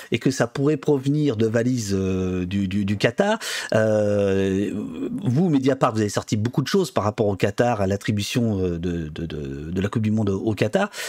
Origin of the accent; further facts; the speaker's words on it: Saint-Étienne, Auvergne-Rhône-Alpes, France; toi, tu t'es lyonnais, donc moi, je suis stéphanois.